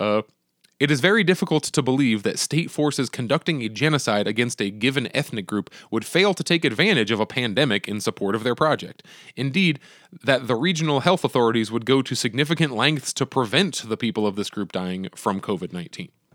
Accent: United States; As an American

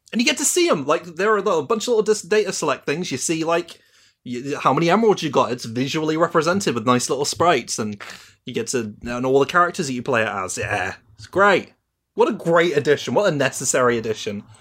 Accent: United Kingdom; I'm British

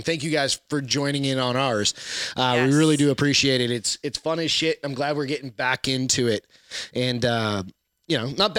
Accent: New Hampshire, United States; Texans aren't a big meatloaf. I'm from New Hampshire, so we used to eat meatloaf.

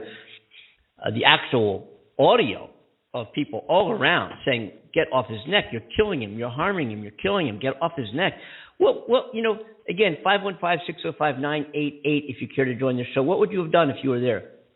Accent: near Philadelphia, Pennsylvania, United States; right near my hometown. Right, um, I tell people I'm from Philly because they wouldn't recognize where I was from

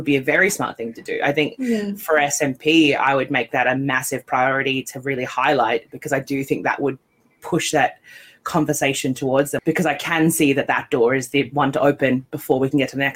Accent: Australia; now in Scotland, United Kingdom; I'm from Australia

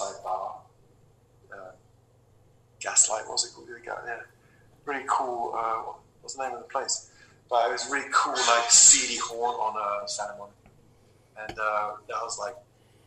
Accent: London, United Kingdom; I was from London

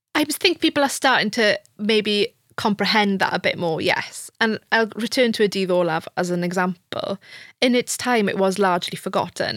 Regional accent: Wales, United Kingdom; first language Welsh; English is a second language; As a native Welsh speaker

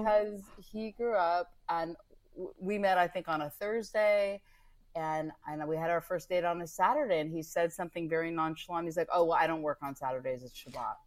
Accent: Northern California, United States; I grew up in Northern California.

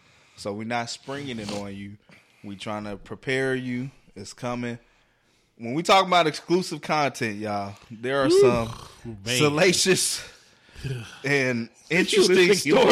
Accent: New York City, New York, United States; I ain't these country niggas. I'm from New York City, nigga.

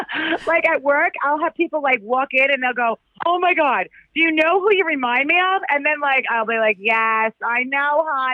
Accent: Long Island, New York, United States; accent: Long Island; Long Island. I know, I'm a Long Island girl.

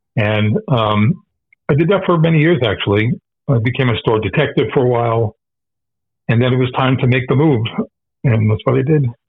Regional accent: New York, United States; moved away; also born or lived in Germany / south Florida; when I was growing up in New York in the '60s

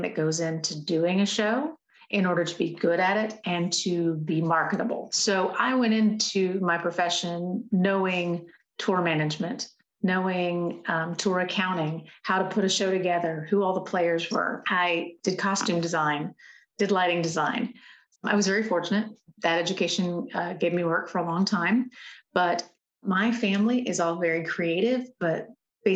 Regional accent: Nashville, Tennessee, United States; being born and raised here and watching the city change and grow

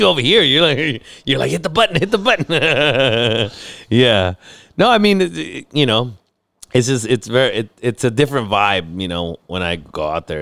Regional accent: San Diego, California, United States; I grew up in San Diego

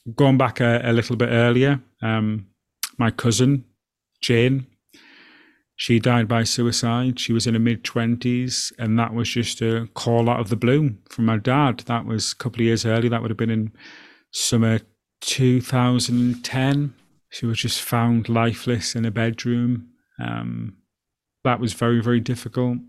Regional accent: Alston, North West England, United Kingdom; growing up from my hometown of Alston

